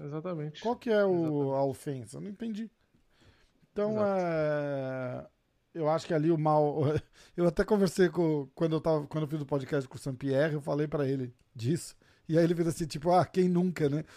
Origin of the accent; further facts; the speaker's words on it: Brazil; a gente é brasileiro